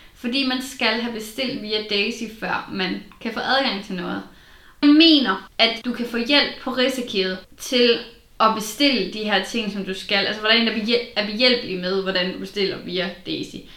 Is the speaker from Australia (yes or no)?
no; Southern Jutland, Southern Denmark, Denmark; Jeg er jo fra Sønderjylland